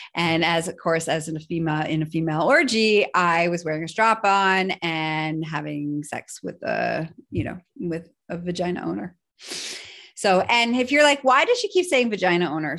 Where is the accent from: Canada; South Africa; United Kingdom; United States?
Canada; I am Canadian